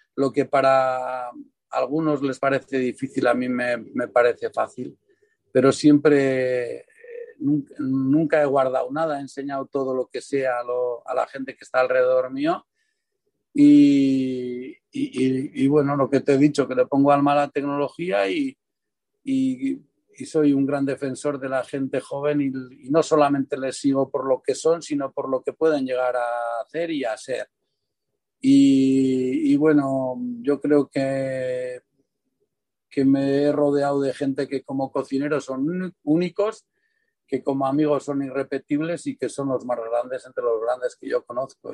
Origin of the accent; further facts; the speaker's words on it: San Sebastián, Basque Country, Spain; el barrio donde yo nací y crecí, donde me perdía por las calles, por esas calles de la parte vieja